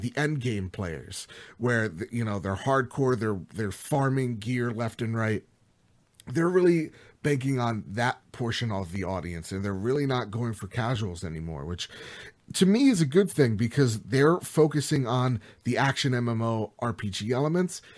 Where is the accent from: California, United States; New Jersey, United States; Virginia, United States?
New Jersey, United States; I'm from Jersey, you could tell from my accent